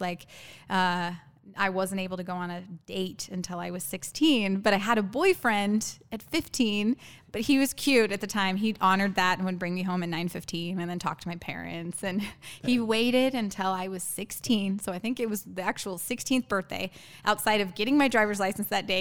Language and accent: English; Arizona, United States; I'm born and raised in Arizona, me and my younger brother.